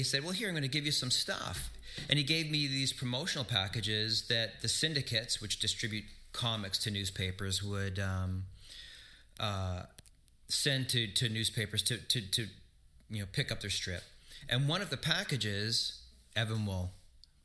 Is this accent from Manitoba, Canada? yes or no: yes; Flin Flon, Manitoba, Canada; now in Winnipeg, Canada; I grew up in Flin Flon, we had one channel